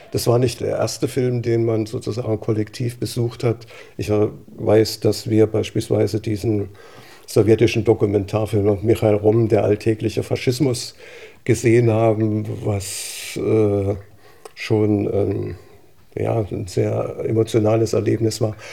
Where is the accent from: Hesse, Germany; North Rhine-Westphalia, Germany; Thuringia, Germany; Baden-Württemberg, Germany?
Thuringia, Germany; Gera; ich bin in Gera groß geworden